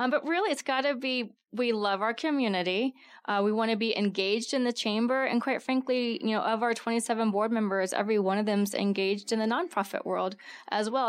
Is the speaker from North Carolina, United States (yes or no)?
no; Texas, United States; now in Tucson, United States; I'm from Texas, so my family comes out here during the summer to avoid the humidity